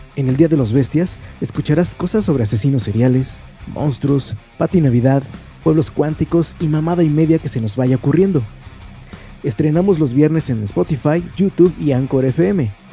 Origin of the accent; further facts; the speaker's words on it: Monterrey, Nuevo León, Mexico; soy de Monterrey, México